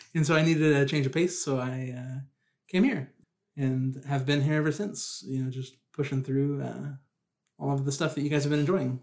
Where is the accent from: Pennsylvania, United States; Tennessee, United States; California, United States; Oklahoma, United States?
Oklahoma, United States; Tulsa; so I am from Oklahoma. I was born in Tulsa